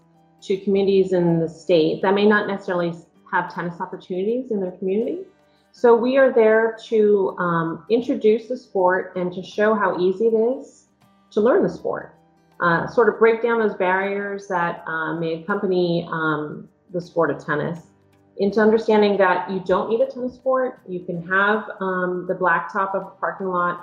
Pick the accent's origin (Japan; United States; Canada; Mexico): United States; New York City, New York; also born or lived in Westchester County; I grew up in New York City